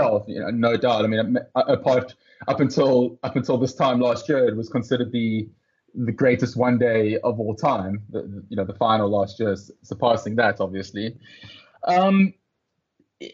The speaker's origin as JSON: {"language": "English", "town": "Johannesburg", "region": "Gauteng", "country": "South Africa", "said": "I'm from Johannesburg, and like a lot of Joburgers"}